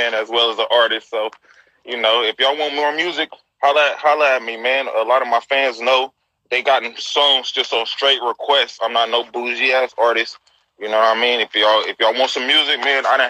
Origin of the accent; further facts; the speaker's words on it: San Francisco, California, United States; I'm from the city. I'm from the Point, man. Yeah, okay. I'm Hunters Point. I'm a Hunters Point baby